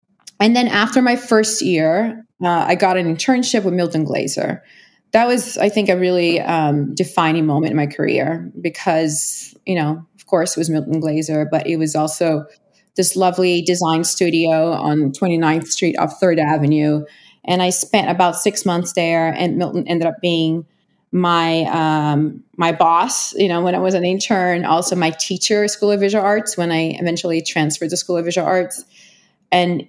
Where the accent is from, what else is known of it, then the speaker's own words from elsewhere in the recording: Rio de Janeiro, Brazil; moved away as an adult; now in New York, United States; I was born and raised in Rio